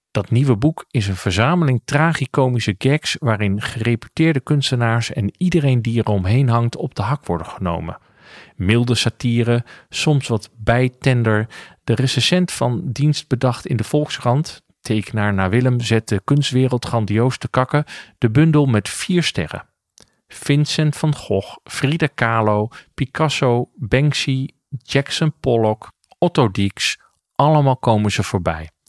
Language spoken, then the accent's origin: Dutch; Ermelo, Gelderland, Netherlands; Ik groeide op in Ermelo in een gereformeerd gezin.